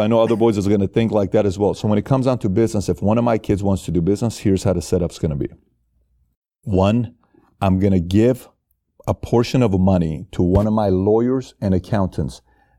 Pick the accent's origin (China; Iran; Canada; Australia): Iran; One is Iran, because I'm from Iran. Yes. I was born and raised in Iran, so Iran means a lot to me.